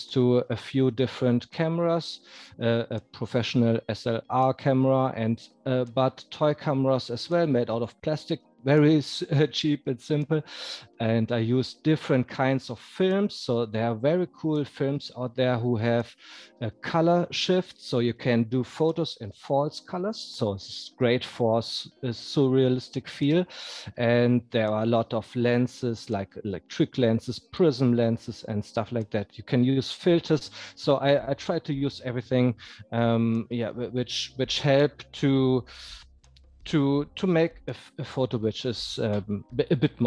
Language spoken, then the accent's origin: English; North Rhine-Westphalia, Germany; moved away as an adult; now in Munich, Germany; I'm living in Munich, but I'm from Westphalia in Germany, in the middle of Germany. And I moved to Munich 6 years ago